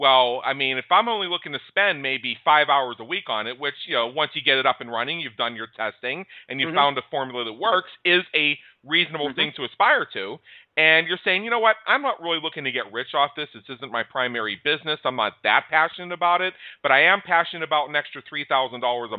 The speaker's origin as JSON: {"language": "English", "country": "United States", "said": "as an American."}